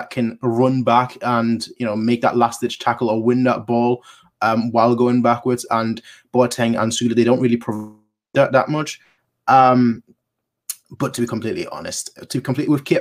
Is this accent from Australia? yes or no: no; Munich, Bavaria, Germany; I was born in Munich